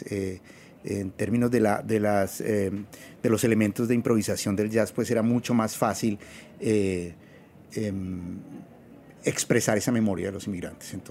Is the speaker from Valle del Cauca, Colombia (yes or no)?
no; Bogotá, Colombia; moved away as an adult; now in New York, United States; yo llegué en el 2000 de, de Colombia, de Bogotá, y la idea era eh, hacer, neurociencias.